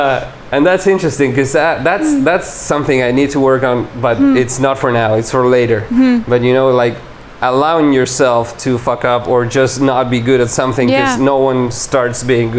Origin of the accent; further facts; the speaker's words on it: Uruguay; English is a second language; moved away; And when I go back to Uruguay, I've changed so much, and so many of my usual motors or you know, like mechanisms.